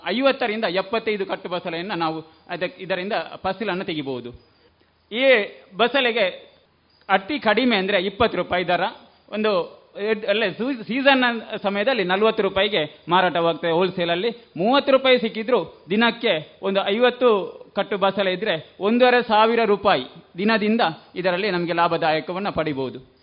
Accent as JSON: {"language": "Kannada", "town": "Balnad", "region": "Karnataka", "country": "India", "said": "ನನ್ನನ್ನು ನಮ್ಮ ಊರಿನ ಬಲ್ನಾಡಿನ ಜನರು ಇವತ್ತು ಬಲ್ನಾಡು ಪ್ರಾಥಮಿಕ ಕೃಷಿ ಸಹಕಾರಿ ಸಂಘದ ಅಧ್ಯಕ್ಷನನ್ನಾಗಿಯೂ ಮಾಡಿದ್ದಾರೆ"}